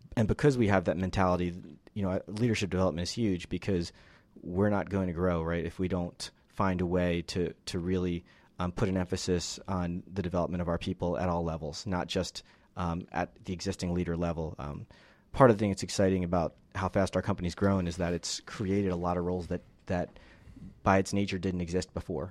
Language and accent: English; Northeast, United States; moved away as an adult; also born or lived in Philadelphia; now in Atlanta, United States; I'm originally from the Northeast.